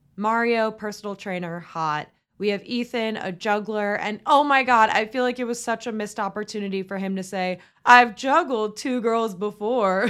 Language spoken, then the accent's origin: English; Tampa, Florida, United States; our second Tampa boy, my hometown